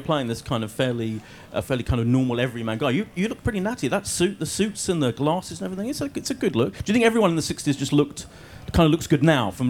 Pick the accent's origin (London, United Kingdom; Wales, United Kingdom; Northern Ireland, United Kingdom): London, United Kingdom; Ilford; I'm from Ilford.